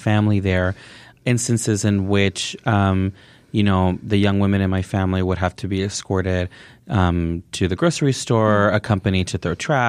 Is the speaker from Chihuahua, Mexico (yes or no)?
yes; Ciudad Juárez, Chihuahua, Mexico; moved away; how could that this have been happening in my hometown